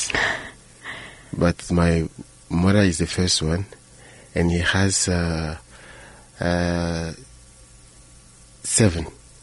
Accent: Benin; now in Johannesburg, South Africa; I was born in Benin, in the bulge, North West Africa.

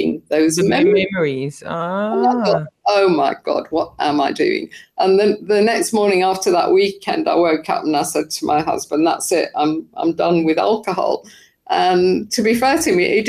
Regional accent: United Kingdom; I'm British

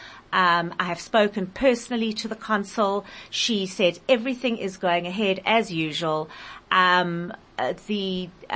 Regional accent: South Africa; I, as a South African citizen

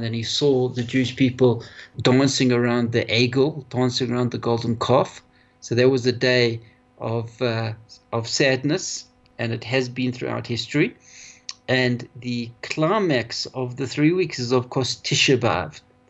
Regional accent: Johannesburg, Gauteng, South Africa; I was brought up here in South Africa, in Johannesburg, and had a wonderful life in Johannesburg

